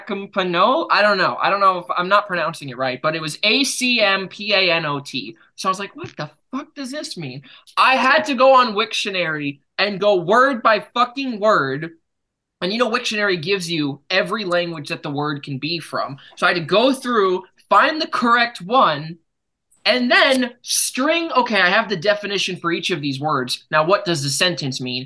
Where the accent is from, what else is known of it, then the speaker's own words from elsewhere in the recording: United States; I'm from America